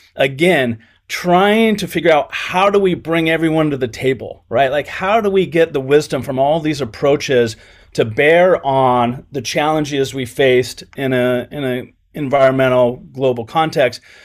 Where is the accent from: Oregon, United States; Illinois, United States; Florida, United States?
Oregon, United States; Coos Bay; also born or lived in Washington / California; I was born in Washington, grew up in Oregon, and then went to grad school in California